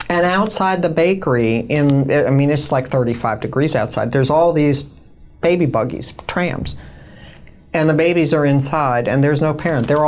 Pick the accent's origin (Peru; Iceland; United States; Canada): United States; also born or lived in New York, United States / Chicago, United States; I grew up in New outside of New York City